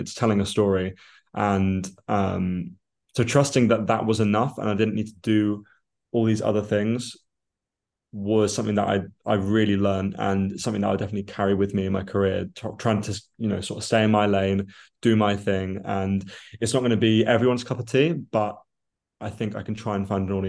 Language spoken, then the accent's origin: English; Australia; born there; I was born in Australia and it's always been a country I've wanted to go back to. And my father was Australian